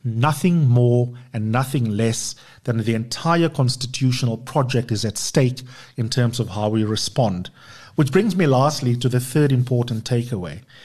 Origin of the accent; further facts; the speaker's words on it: South Africa; us as South Africans